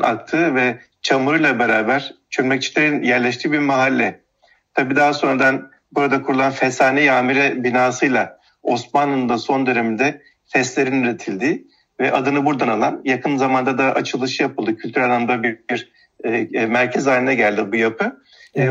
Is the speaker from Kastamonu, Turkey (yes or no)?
no; Istanbul, Turkey; born or raised there